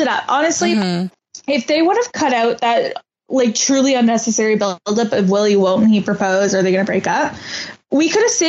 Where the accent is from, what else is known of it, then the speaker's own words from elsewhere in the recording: near Niagara Falls, Ontario, Canada; I'm from near Niagara Falls.